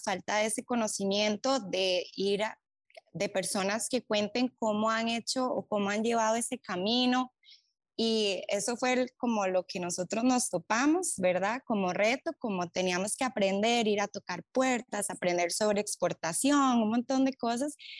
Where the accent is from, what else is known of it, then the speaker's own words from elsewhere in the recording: Costa Rica; en Costa Rica, en nuestro país